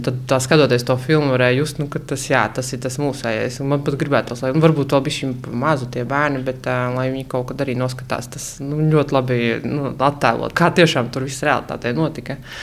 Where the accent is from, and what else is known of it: Latgale, Latvia; now in Riga, Latvia